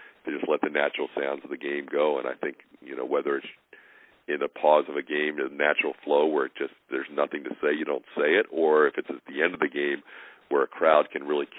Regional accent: Philadelphia, Pennsylvania, United States; moved away; friends I grew up with around the Philadelphia area

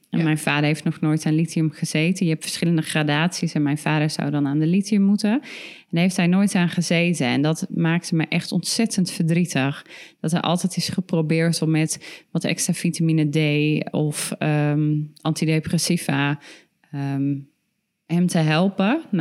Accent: Tilburg, North Brabant, Netherlands; we kwamen gewoon uit Tilburg.

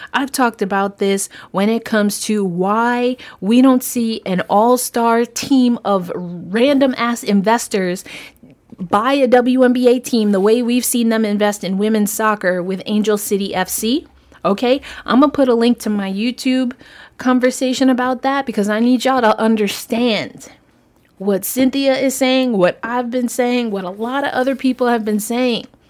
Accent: New York, United States; I'm a New Yorker.

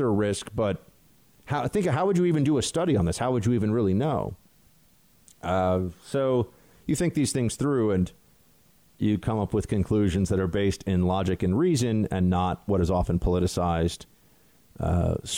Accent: New York, United States; I'm from New York

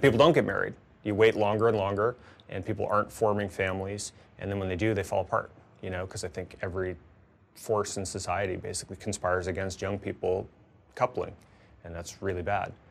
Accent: Tucson, Arizona, United States; my hometown congressman in Tucson, when I was growing up

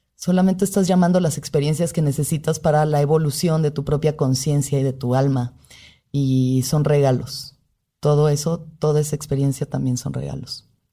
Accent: Mexico; como mujer mexicana

